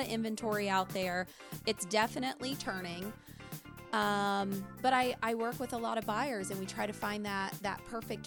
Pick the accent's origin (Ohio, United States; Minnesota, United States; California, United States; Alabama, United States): Ohio, United States; Lebanon; Lebanon's my hometown